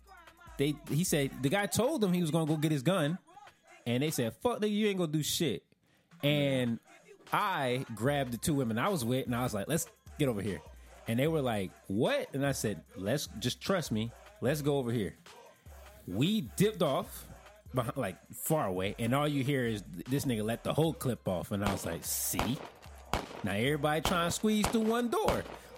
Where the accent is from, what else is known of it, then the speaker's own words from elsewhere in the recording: Florida, United States; I'm from the South. This is true.